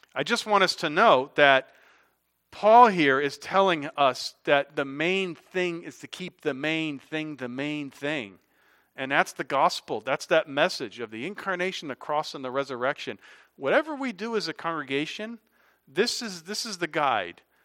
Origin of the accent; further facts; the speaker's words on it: Hartford, Connecticut, United States; moved away as an adult; also born or lived in South Carolina; I'm from Hartford, Connecticut, graduated Eastern Connecticut